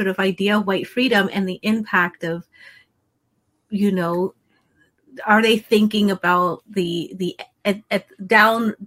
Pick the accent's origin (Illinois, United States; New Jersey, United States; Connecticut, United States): New Jersey, United States; Philadelphia area; I grew up in South Jersey, Philadelphia area